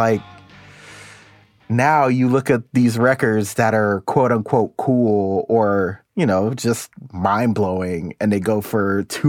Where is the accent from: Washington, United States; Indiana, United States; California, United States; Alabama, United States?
Washington, United States; Tacoma; Being a Pacific Northwest guy, I had to start with the …. I'm actually from Tacoma.